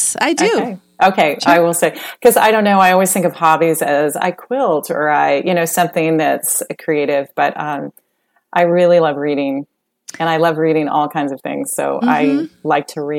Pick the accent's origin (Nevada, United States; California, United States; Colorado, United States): Colorado, United States; now in Texas, United States; I grew up in Colorado